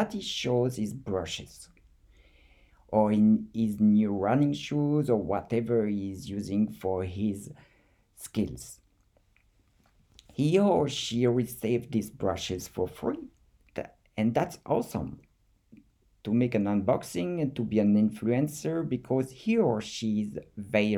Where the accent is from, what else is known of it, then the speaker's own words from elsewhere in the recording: France; accent: French; English is a second language; with my French accent